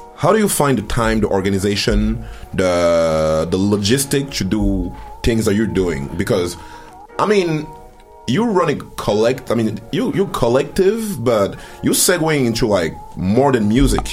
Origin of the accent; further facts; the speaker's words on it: France; moved away; also born or lived in Cameroon; I'm from Cameroon. I, I grew up uh, in France